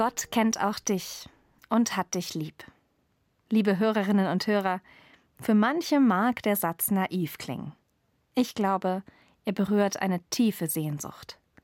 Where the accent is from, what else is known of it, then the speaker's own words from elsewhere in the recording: Germany; Ich bin in Deutschland geboren, wo es überall fließendes Wasser gibt